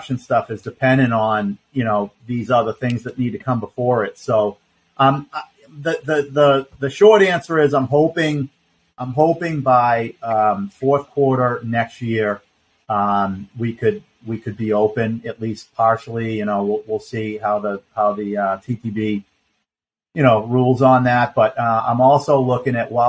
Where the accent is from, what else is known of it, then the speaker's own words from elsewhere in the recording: Boston, Massachusetts, United States; also born or lived in Vermont; now in Vero Beach, United States; I'm from Boston originally